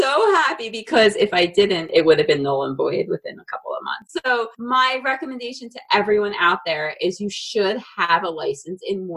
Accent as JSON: {"language": "English", "region": "New Jersey", "country": "United States", "also_born_or_lived": "Colorado", "moved": "as an adult", "said": "I was licensed in Florida and New Jersey because I'm from New Jersey"}